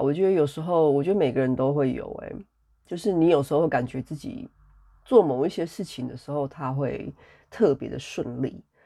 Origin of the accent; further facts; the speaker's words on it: Taiwan; moved away as an adult; also born or lived in Europe; 我从二零一五年开始，我真正地离开台湾 离开我的家乡， 离开我的家人， 然后到欧洲这边来生活